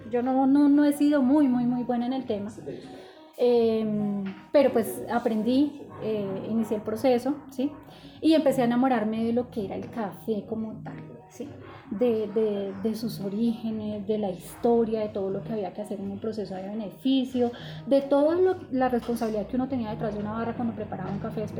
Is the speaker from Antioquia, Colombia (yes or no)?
no; Tolima, Colombia; now in Bogotá, Colombia; Eh, del Tolima.